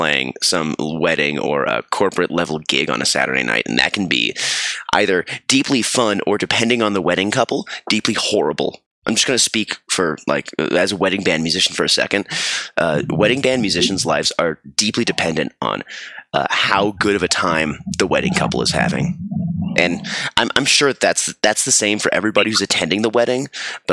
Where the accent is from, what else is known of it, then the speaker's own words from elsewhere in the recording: Colorado, United States; my hometown